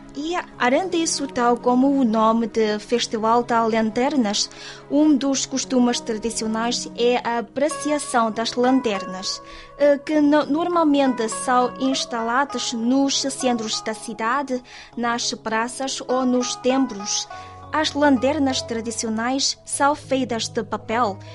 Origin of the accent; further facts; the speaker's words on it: southeast China, China; Portuguese is a second language; moved away; Em alguns lugares do sudeste da China, como na minha terra natal